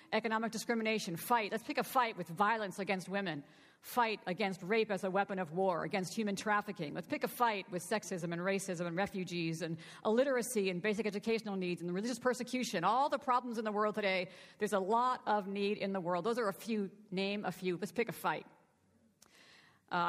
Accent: Boston, Massachusetts, United States; I was born and raised in the Church of the Nazarene here in the Boston area

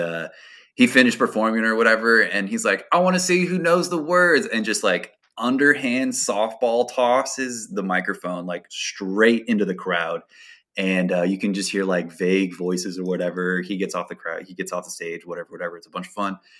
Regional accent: Portland, Oregon, United States; I'm from, born and raised in Portland, Oregon

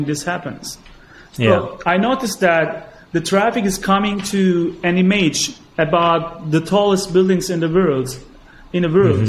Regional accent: Gaziantep, Turkey; moved away as an adult; now in Istanbul, Turkey; my hometown. It's a city next to the Syrian border in southeastern Turkey called, the name is Gaziantep

